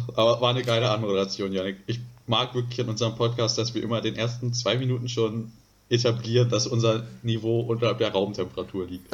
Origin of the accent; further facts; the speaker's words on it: Northern Germany, Germany; wir so als Norddeutsche